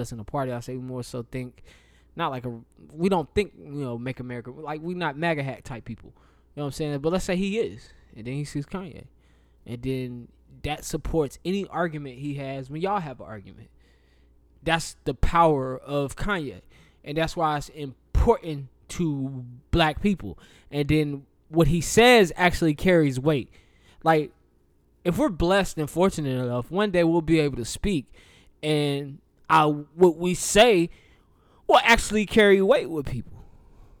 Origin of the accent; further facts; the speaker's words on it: the South, United States; I'm from the South